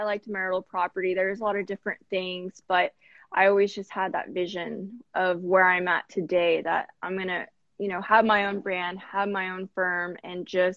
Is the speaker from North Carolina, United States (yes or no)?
no; Corpus Christi, Texas, United States; moved away as an adult; also born or lived in San Antonio, Texas; now in Houston, United States; I'm from Corpus Christi, Texas, born and raised